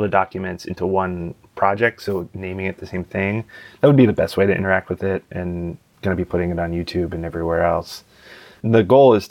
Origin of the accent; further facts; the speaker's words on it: Pittsburgh, Pennsylvania, United States; moved away as an adult; also born or lived in Arlington, Virginia; now in Washington, D.C., United States; I'm originally from Pittsburgh. I grew up in Pittsburgh.